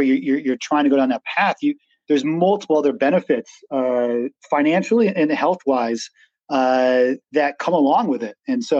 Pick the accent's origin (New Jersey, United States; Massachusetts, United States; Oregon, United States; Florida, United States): Massachusetts, United States; Western; I grew up in Western Massachusetts, had a kind of like woods surrounding us